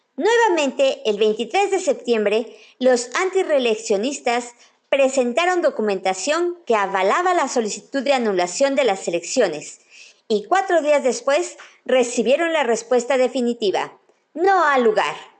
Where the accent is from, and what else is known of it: Mexico